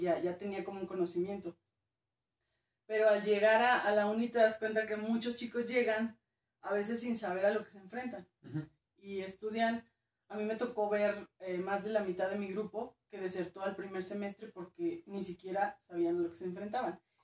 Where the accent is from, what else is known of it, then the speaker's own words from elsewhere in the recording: Durango, Mexico; also born or lived in Mexico City; Nací en CDMX. Correcto. Pero me crió Durango, entonces digamos que soy norteña chitanga